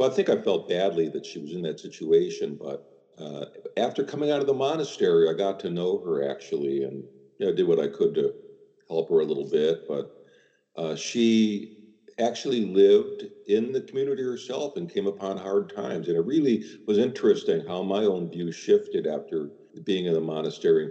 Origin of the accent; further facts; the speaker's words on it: Chicago, Illinois, United States; growing up in Chicago as I did